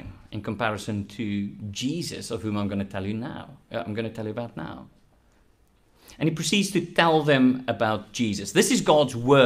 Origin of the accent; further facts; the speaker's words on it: South Africa; I'm South African